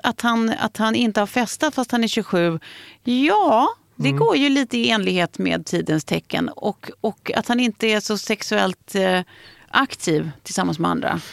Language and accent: Swedish; Lidingö, Stockholm County, Sweden; jag växte upp på Lidingö och det var ju ändå nära stan